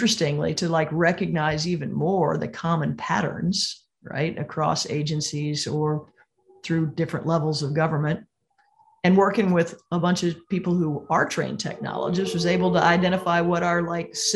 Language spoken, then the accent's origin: English; Missouri, United States; my home state of Missouri